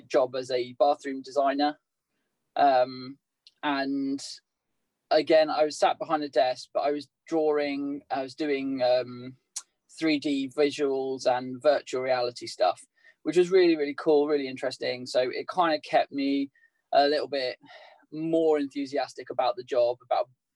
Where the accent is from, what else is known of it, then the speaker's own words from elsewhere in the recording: Southampton, South East England, United Kingdom; moved away as an adult; also born or lived in Leeds; now in Derby, United Kingdom; I grew up in Southampton, which was an interesting place to live, by the beach